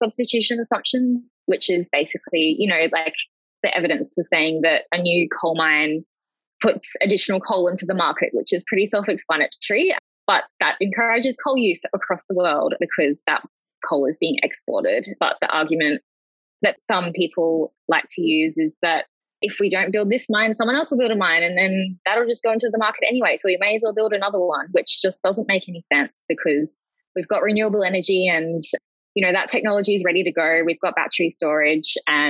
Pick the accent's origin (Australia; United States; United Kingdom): Australia; Cairns, Queensland; growing up in Cairns and Far North Queensland